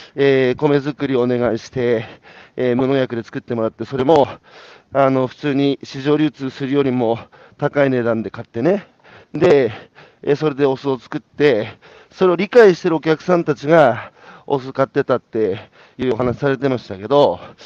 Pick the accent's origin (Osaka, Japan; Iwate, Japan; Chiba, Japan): Iwate, Japan; 僕は岩手ですけど